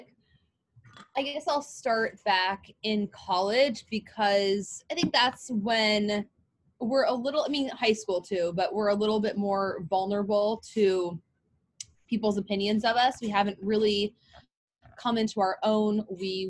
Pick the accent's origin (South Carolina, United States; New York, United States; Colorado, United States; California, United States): California, United States; also born or lived in Oregon; I was from California